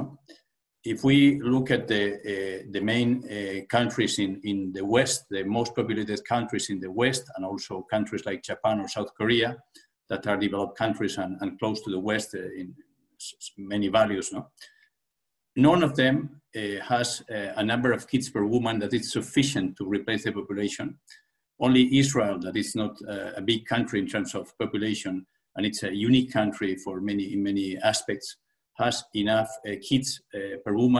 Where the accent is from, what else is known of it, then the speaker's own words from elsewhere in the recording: Asturias, Spain; in the region where I was born in Spain, in Asturias